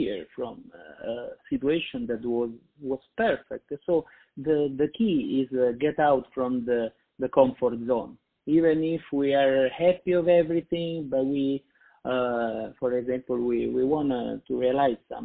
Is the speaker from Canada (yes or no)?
no; Italy; moved away as an adult; In Italy, I'm from Italy